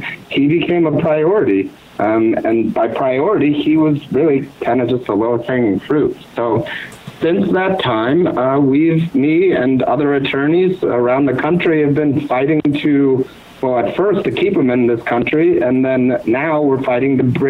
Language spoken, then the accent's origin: English; South Bend, Indiana, United States; moved away; I'm originally from South Bend, Indiana